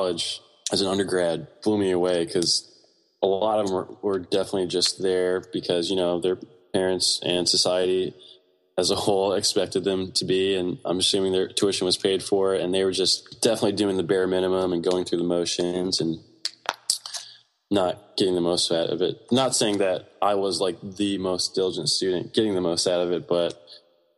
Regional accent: Greenbelt, Maryland, United States; also born or lived in Laurel, Maryland; I was actually born and raised in Prince George's County, in Maryland, which is closer to DC

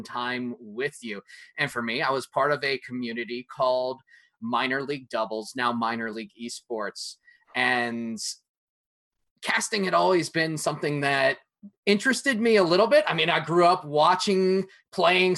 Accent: Hartford, Connecticut, United States; I grew up in Connecticut near Hartford

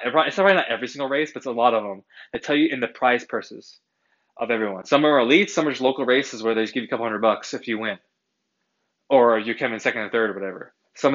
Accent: Massachusetts, United States; I'm an East Coaster, I am from Massachusetts

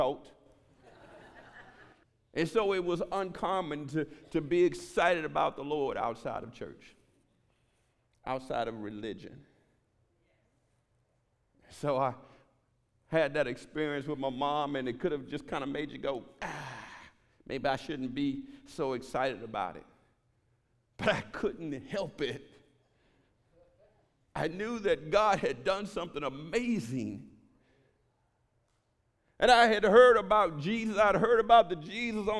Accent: Houston, Texas, United States; I was born in Fifth Ward in Houston, Texas, and they made gangbanging movies about that community

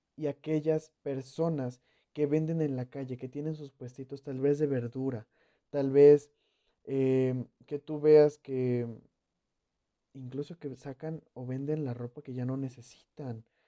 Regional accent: Mexico; yo soy mexicano.

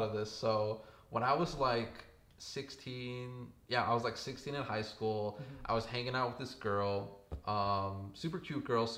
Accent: Southern California, United States; now in Bay Area, United States; here in the Bay Area, which is, I don't know, I'm from SoCal.

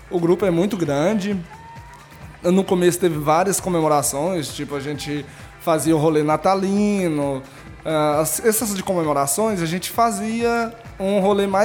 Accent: Itumbiara, Goiás, Brazil; also born or lived in Cachoeira Dourada; now in Anápolis, Brazil; de Itubiara, Goiás. Eu nasci em Itubiara, Goiás, morava em Cachoeira Dourada, Goiás.

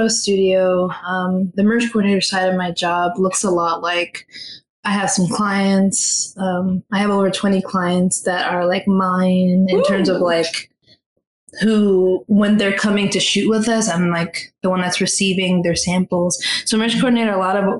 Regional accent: Philadelphia, Pennsylvania, United States; moved away as an adult; now in New York, United States; I was born and raised in West Philadelphia.

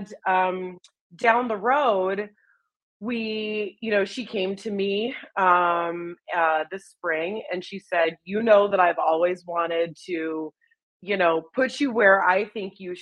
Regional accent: Chicago, Illinois, United States; growing up in Chicago, there's obviously Second City kids shows

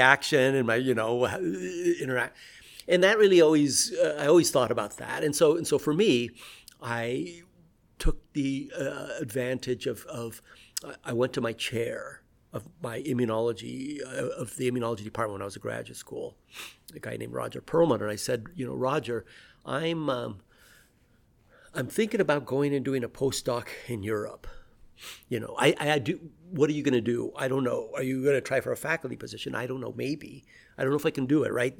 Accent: Pacific Northwest, United States; also born or lived in Peru; now in Colorado, United States; I grew up in the Pacific Northwest

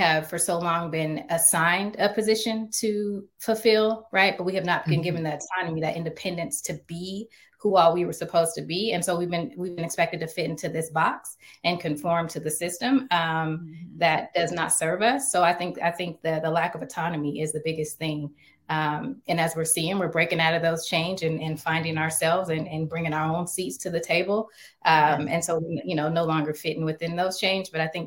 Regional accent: Seattle, Washington, United States; also born or lived in Little Rock, Arkansas; I'm from Little Rock, Arkansas, and I grew up in Seattle. And we came to Seattle

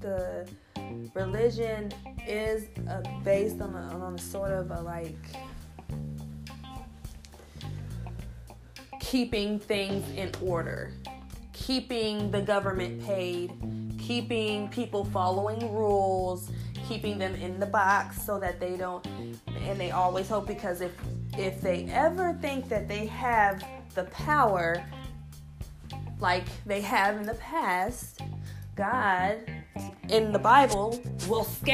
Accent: United States; I was born here.

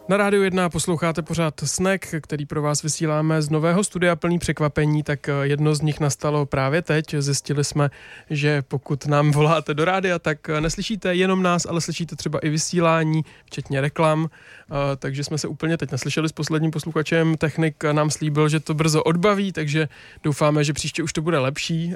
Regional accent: Kolín, Central Bohemian Region, Czechia; ve svém rodném městě Kolín

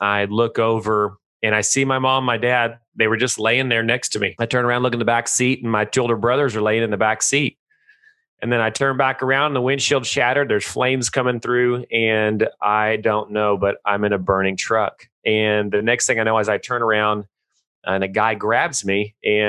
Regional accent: Texas, United States; I live in Stephenville, Texas. I was born and raised in Texas, always lived here

